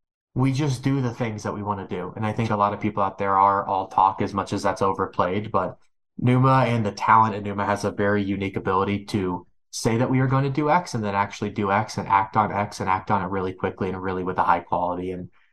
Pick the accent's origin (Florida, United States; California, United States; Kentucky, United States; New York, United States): Kentucky, United States; I'm from Kentucky. People from Kentucky have accents, and my accent was so thick that I went to speech therapy to solve said accent.